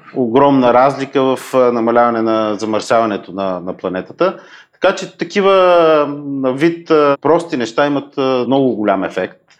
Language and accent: Bulgarian; Bulgaria; като българин